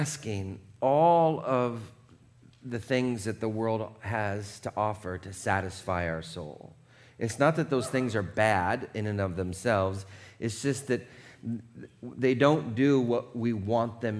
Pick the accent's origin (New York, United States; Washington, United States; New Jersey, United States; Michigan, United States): Washington, United States; Seattle; now in California, United States; I grew up in Seattle. We did everything in the rain